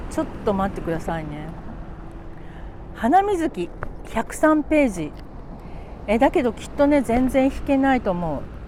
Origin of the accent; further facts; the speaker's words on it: Tokyo, Japan; moved away as an adult; also born or lived in Futako-Tamagawa, Tokyo; now in Oiso, Japan; 元々東京の人間なんですよ、私、ずっと。生まれも育ちもね